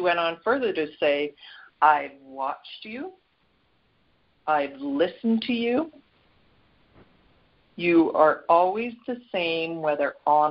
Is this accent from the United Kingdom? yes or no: no; Canada; Canada, my home country